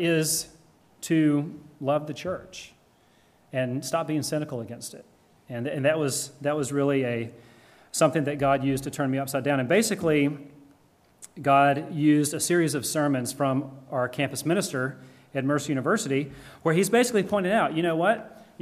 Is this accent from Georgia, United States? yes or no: yes; the Deep South, Georgia, United States; moved away; I am from Georgia originally in the Deep South